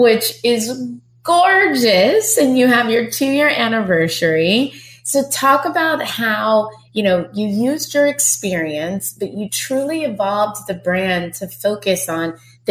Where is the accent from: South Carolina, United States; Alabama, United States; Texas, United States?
Texas, United States; I'm from Texas.